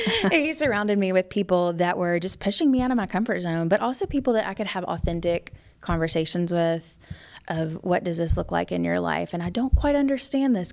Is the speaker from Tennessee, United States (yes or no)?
yes; Memphis, Tennessee, United States; moved away as an adult; also born or lived in Arkansas; now in Raleigh, United States; I grew up in Memphis, Tennessee.